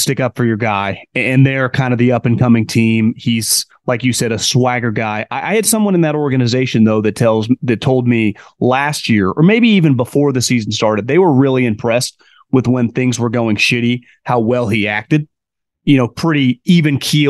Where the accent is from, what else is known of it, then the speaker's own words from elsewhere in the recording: Davis, California, United States; UC Davis guy. I grew up in Davis. I root for him.